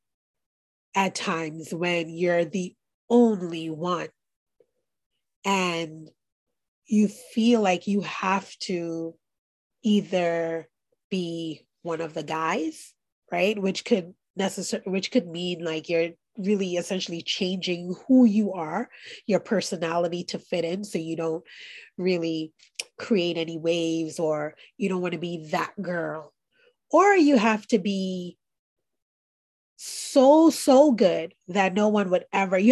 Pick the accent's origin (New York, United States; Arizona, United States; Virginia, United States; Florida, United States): New York, United States; New York City; I grew up in Brooklyn, New York